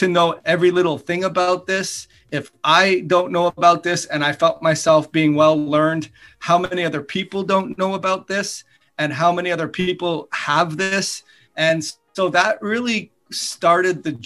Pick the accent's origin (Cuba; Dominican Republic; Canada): Canada; moved away as an adult; also born or lived in United States; I grew up in Canada